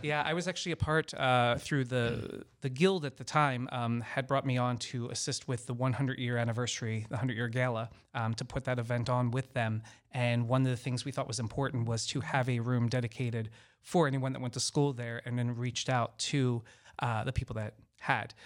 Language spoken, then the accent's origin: English; Baltimore, Maryland, United States; also born or lived in Orlando, Florida / Los Angeles, California / Washington, D.C.; now in Florida, United States; I'm originally from Baltimore, Maryland. Um, so I'm, I'm a northerner